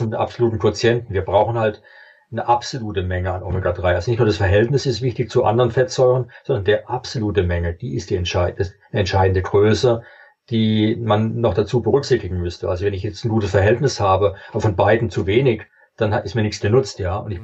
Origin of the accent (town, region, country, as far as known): Germany